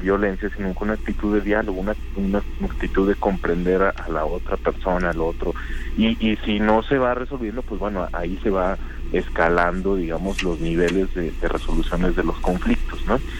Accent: Mexico; somos eh, mexicanas, mexicanos

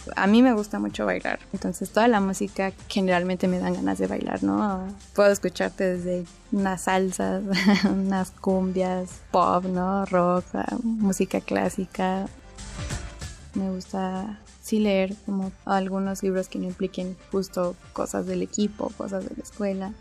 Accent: Mexico City, Mexico; Yo nací el 5 de enero de 1993 y nací en la Ciudad de México

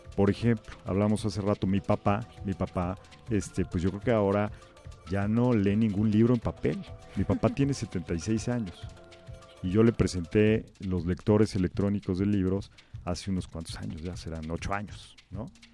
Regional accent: Mexico; en México ya somos cada vez más los que estamos eh, usando las tecnologías

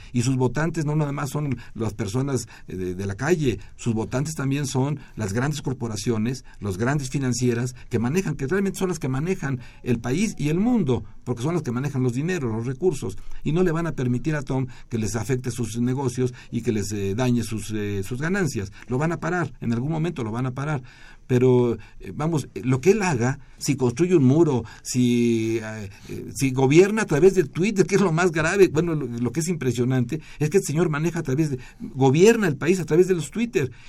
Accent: Mexico; usamos los mexicanos

